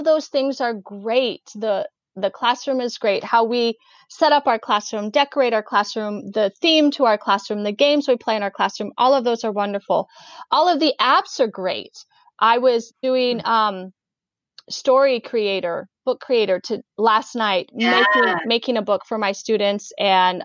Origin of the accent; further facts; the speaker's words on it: Oregon, United States; that Oregon life. I'm from Oregon. I have chickens in my yard